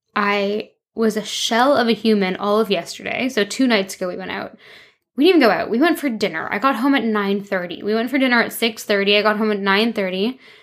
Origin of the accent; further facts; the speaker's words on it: Toronto, Ontario, Canada; moved away as an adult; also born or lived in London, England / France; now in Vancouver, Canada; I moved from Toronto to London, England when I was 18, lived there for five years